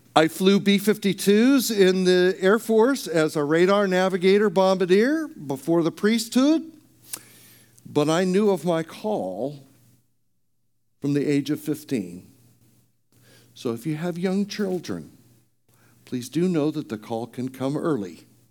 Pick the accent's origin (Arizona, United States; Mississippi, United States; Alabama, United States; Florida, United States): Arizona, United States; moved away; also born or lived in California; I grew up in Arizona